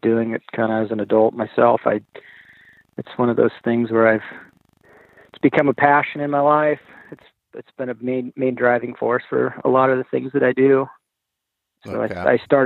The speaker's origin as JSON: {"language": "English", "region": "Montana", "country": "United States", "tie": "born or raised there", "moved": "yes", "said": "I grew up in Montana"}